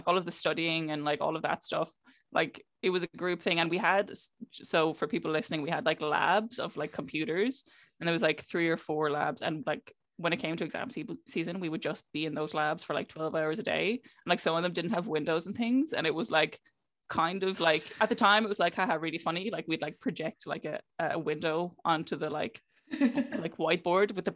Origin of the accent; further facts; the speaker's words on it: Clare, Munster, Ireland; moved away as an adult; also born or lived in Cork; I'm from Clare